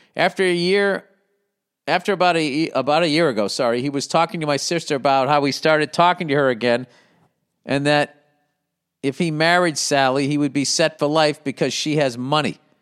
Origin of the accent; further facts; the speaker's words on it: United States; I'm an American, man. USA, baby